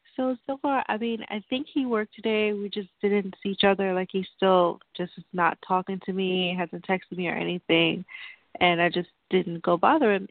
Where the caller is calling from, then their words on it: New York, United States; I'm calling from New York